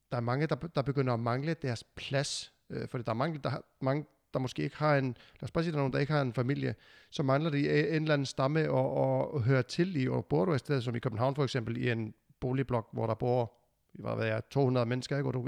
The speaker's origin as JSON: {"language": "Danish", "country": "Iceland", "moved": "yes", "lives_now": "Denmark", "said": "jeg flyttede jo fra Island til Danmark, og der havde jeg lige pludselig ikke min stamme mere. Alle mine venner var jo i Island, øh, mine forældre var i Island, og, og vi kom hertil"}